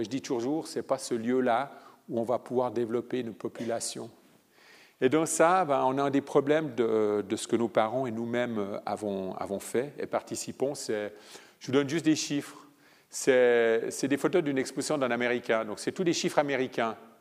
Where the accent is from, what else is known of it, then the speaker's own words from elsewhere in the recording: Italy; moved away; je viens d'Italie